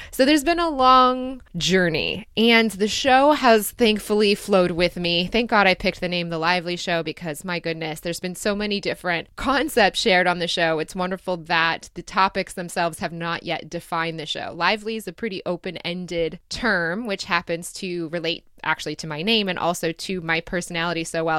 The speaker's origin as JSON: {"language": "English", "region": "Michigan", "country": "United States", "tie": "born or raised there", "also_born_or_lived": "Dayton, Ohio / Chicago / Ann Arbor, Michigan", "said": "I moved when I was about seven and a half or eight years old, I moved to Michigan and I grew up there"}